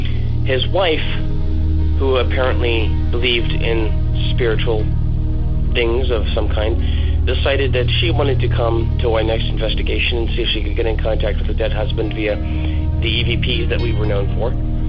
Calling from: Central Pennsylvania, United States; I am calling from Central Pennsylvania

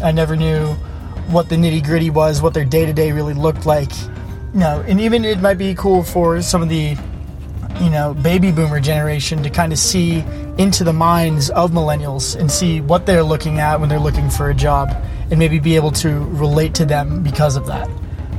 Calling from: Alamo, California, United States; I'm calling you from Alamo, California, but I'm working in the Silicon Valley. I'm a freshly graduated college student that just got himself into his first full-time job

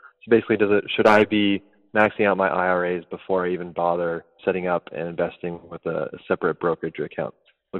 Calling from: Jacksonville, Florida, United States; I'm calling from Jacksonville, Florida.

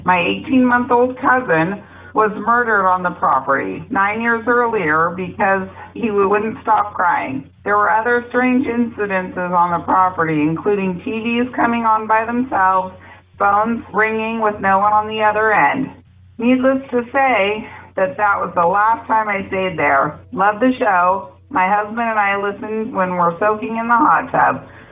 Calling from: Woodland, California, United States; I'm calling from Woodland, California

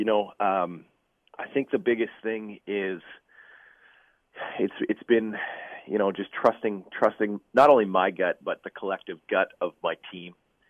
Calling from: Toronto, Ontario, Canada; I'm in Toronto today, actually. I drove up last night, spent the evening in the studio with the band

